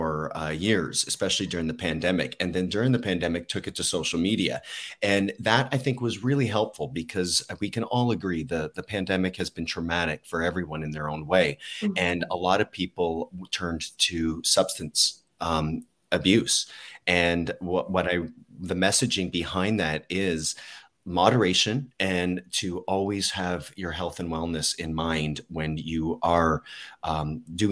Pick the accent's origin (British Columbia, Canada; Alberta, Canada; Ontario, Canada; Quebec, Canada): Ontario, Canada; Harrow; I'm from Harrow originally, which is a town near Windsor, Ontario.